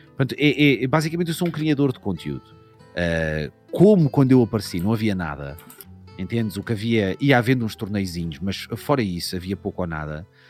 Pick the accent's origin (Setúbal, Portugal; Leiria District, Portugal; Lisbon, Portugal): Lisbon, Portugal; Odivelas; Eu sou de Odivelas. Odivelas, para quem não sabe, é uma cidade, é um subúrbio de Lisboa